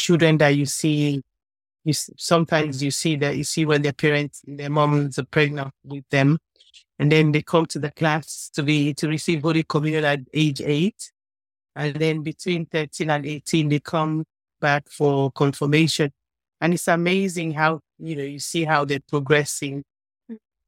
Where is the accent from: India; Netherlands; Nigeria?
Nigeria; I'm from Nigeria